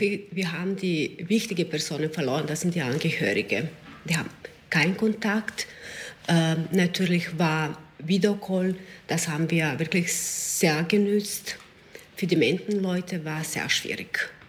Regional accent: Serbia; German is a second language; now in Klosterneuburg, Austria

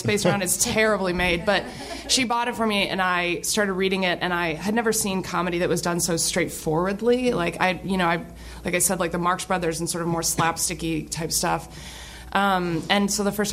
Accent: Kalamazoo, Michigan, United States; I grew up in Kalamazoo, Michigan

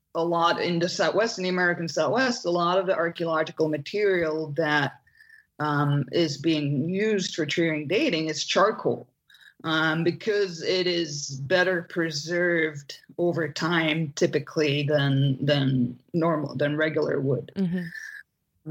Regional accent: Belgium; moved away; I'm from Belgium originally.

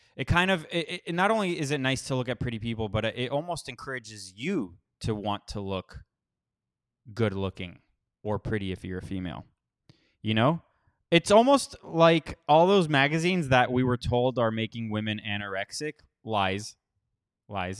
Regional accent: Miami, Florida, United States; now in Costa Rica; I grew up mostly in Miami.

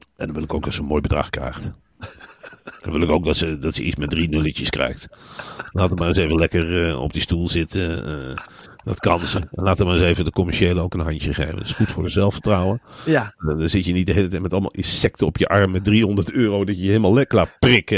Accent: Emmen, Drenthe, Netherlands; Ik kom uit Emmen. De slechtste plek om te wonen in Nederland. Ik kom niet eens uit een mooie wijk in Emmen

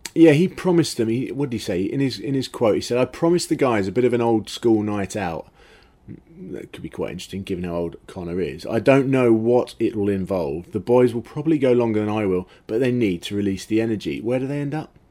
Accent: England, United Kingdom; as English fans

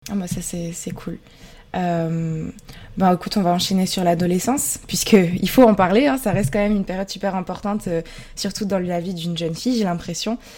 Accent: near Verdun, Grand Est, France; moved away as an adult; also born or lived in Bordeaux; j'ai grandi dans le Grand Est, près de Verdun.

